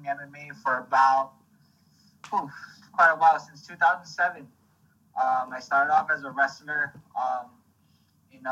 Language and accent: English; Guam; grew up in, born and raised in Guam